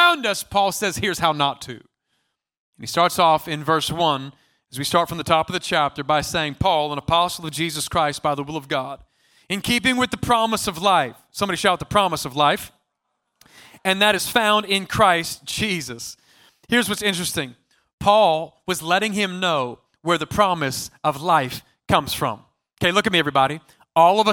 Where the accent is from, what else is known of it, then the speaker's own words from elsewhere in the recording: California, United States; I'm from California.